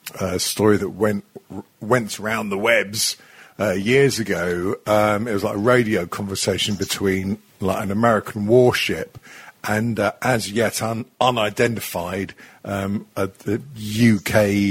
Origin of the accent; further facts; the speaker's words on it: Australia; I was speaking as an Australian.